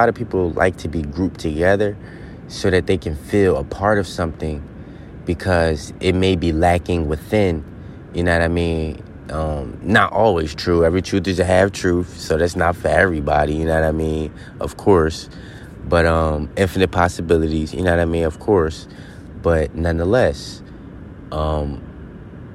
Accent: Philadelphia, Pennsylvania, United States; moved away; I'm straight from the city. I'm from Philly

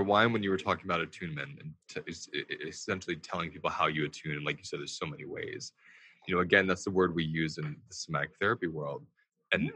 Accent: New York, United States; I'm a New Yorker

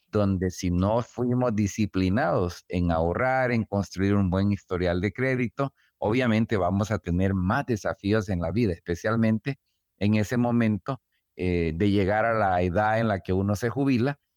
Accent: El Salvador; moved away as an adult; now in United States; el regreso a El Salvador

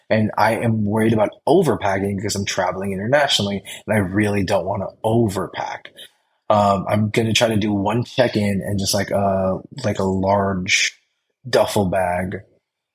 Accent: Philippines; Like I'm Filipino. I love Hawaiian food. I love Filipino food.

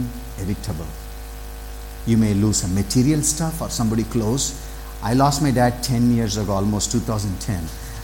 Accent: south of Tamil Nadu, India; I grew up in south of Tamil Nadu

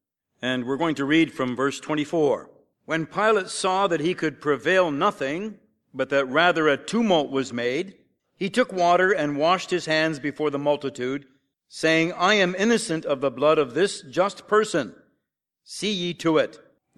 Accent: Sarnia, Ontario, Canada; when I grew up there down near Sarnia, Ontario, on a small farm

